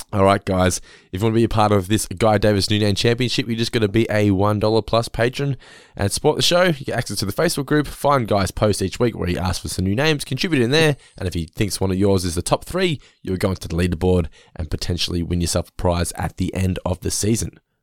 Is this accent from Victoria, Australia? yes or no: yes; Geelong, Victoria, Australia; We come from Geelong